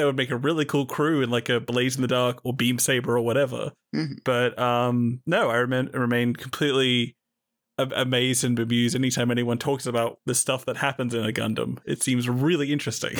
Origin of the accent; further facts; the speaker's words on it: Australia; I'm Australian